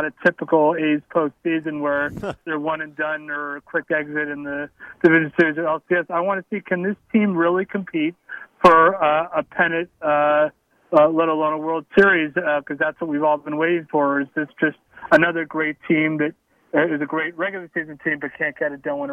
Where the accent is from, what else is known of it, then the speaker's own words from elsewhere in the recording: South Florida, United States; moved away; I grew up out in South Florida